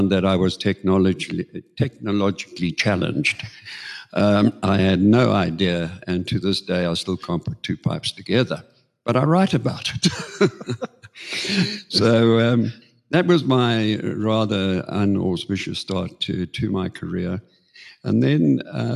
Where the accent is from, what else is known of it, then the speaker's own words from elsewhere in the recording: Johannesburg, Gauteng, South Africa; also born or lived in Queenstown, South Africa; I am a Joburg boyke, but I did have 9 years